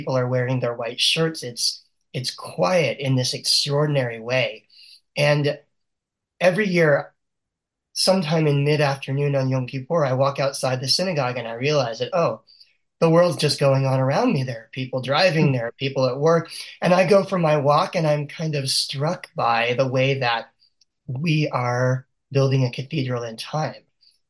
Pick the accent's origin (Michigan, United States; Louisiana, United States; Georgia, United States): Louisiana, United States; South; also born or lived in New Orleans, Louisiana / Baton Rouge, Louisiana; I grew up in South Louisiana, where, there were not very many Jewish people in my community. I mean, part of the time we were in New Orleans, where there is a decent sized Jewish community. And part of the time I lived in Baton Rouge, Louisiana